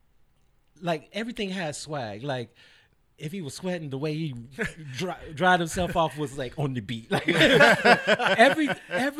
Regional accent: Chicago, Illinois, United States; I am from the South Side of Chicago, and I grew up.

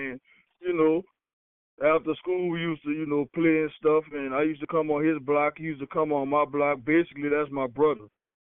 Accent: New Orleans, Louisiana, United States; I'm from New Orleans, Louisiana.

